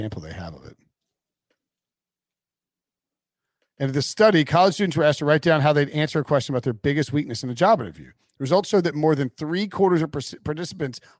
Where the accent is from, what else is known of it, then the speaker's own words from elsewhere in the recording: High Point, North Carolina, United States; I grew up in High Point, which is, you know, west in the western part of the Piedmont